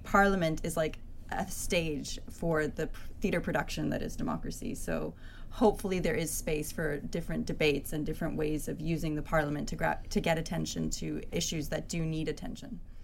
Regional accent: Canada; I'm from Canada

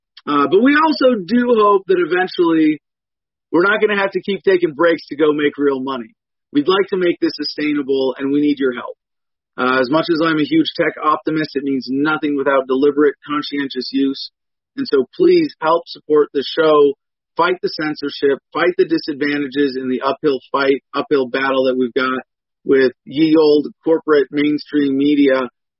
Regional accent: United States; No. I'm an American veteran of the Iraq War.

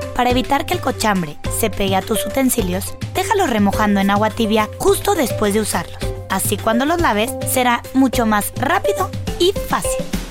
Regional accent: Mexico; nosotros, como mexicanos

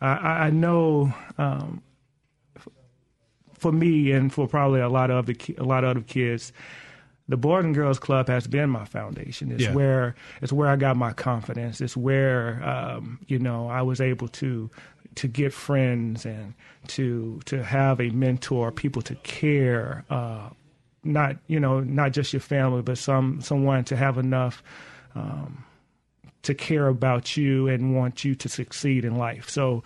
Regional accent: Mississippi, United States; accent: in the middle of a Northern and a Southern accent; It's funny because I'm from the South, I'm from Mississippi

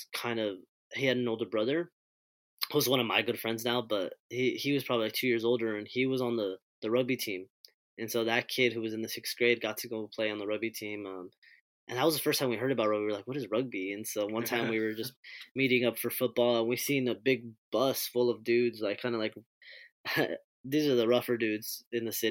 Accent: Hawaiian Gardens, California, United States; with the Hawaiian Garden stuff, I kind of grew up playing

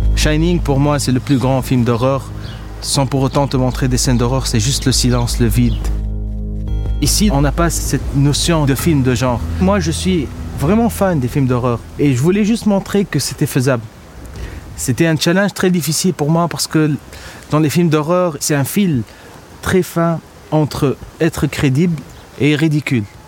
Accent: Tunis, Tunis Governorate, Tunisia; Je suis né à Tunis en 84 ici.

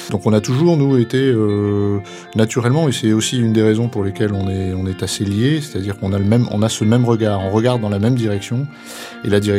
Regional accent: Ravel, Auvergne-Rhône-Alpes, France; j'ai 55 ans, j'ai trois enfants, dont l'aîné a 28 ans. pareil, je suis originaire d'un petit village auvergnat à 350 habitants qui s'appelle Ravel.

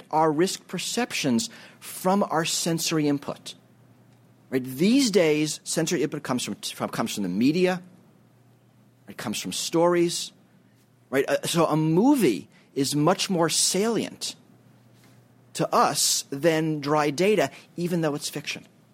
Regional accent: New York City, New York, United States; When I grew up in New York City

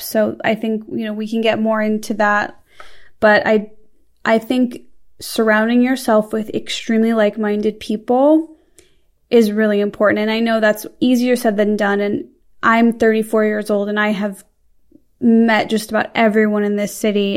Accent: Midwest, United States; I'm from the Midwest

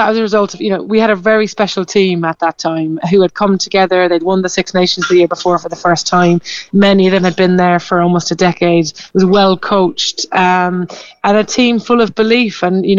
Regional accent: Carrigtwohill, Munster, Ireland; moved away as an adult; now in London, United Kingdom; I'm from Carrigtwohill, just outside Middleton.

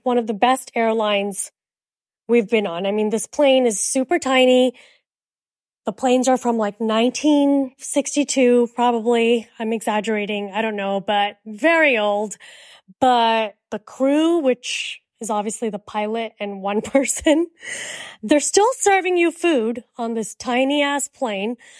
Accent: United States; accent: American; also born or lived in India; we're from America

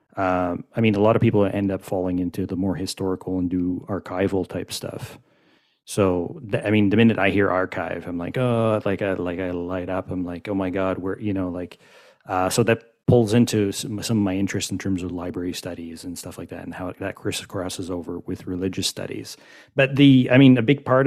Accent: Quebec, Canada; I'm French speaking and I'm from Quebec

